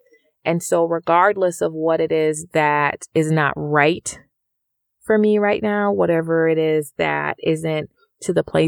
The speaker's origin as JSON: {"language": "English", "country": "Jamaica", "lives_now": "United States", "said": "Within my family, we came from Jamaica, and so there is no free education there. I went to school here in the U.S."}